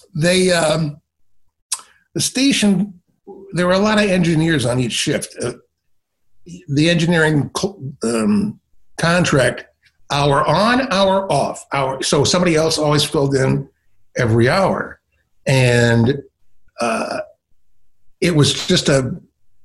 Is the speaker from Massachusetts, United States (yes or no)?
no; Ann Arbor, Michigan, United States; moved away as an adult; also born or lived in Philadelphia / Chicago; I grew up in Ann Arbor, Michigan, and listened to Detroit radio.